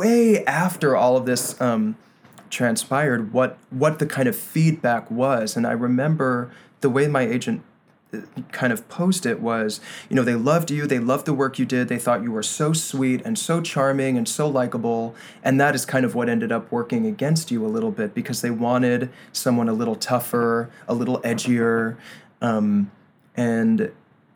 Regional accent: New York City, New York, United States; I was born and raised in Brooklyn

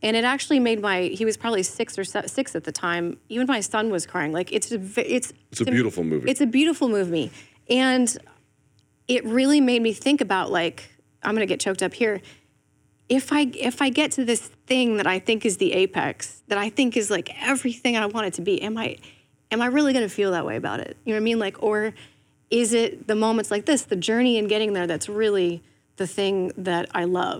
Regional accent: Ireland; I'm from Ireland, like, you don't know me, but I love what you're doing

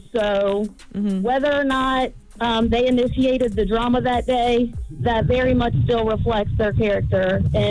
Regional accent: Covington, Kentucky, United States; It's true that, but we are Covington, and we are right across from Cincinnati

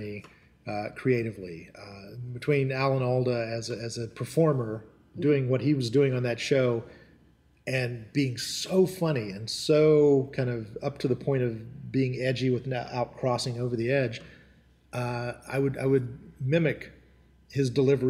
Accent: North Carolina, United States; born there; So even though I was born in Western North Carolina in the 1970s, I was the only member of my family that didn't have a local dialect.

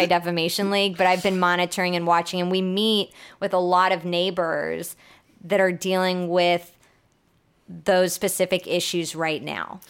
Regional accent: Houston, Texas, United States; also born or lived in New Orleans; I'm born and raised in Houston

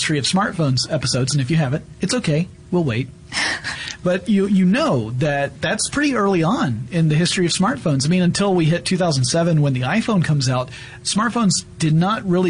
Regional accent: the South, United States; now in Atlanta, United States; I'm a Southerner

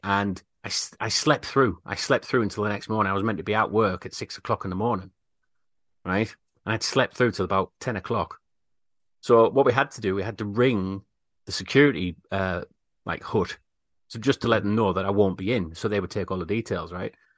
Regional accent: United Kingdom; We're very British

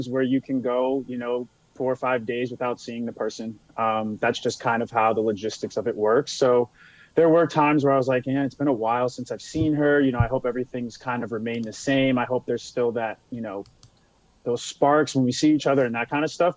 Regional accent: Beverly, Massachusetts, United States; moved away as an adult; now in San Diego, United States

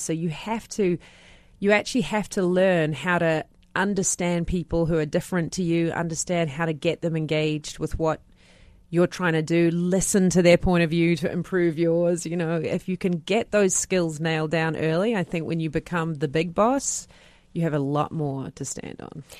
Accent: New Zealand; moved away; I'm a Kiwi.

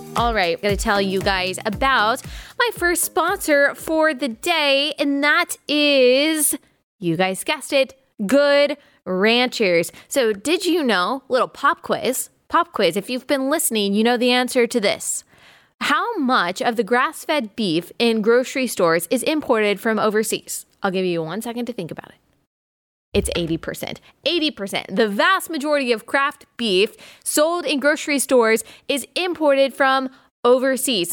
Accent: the South, United States; I'm from the South

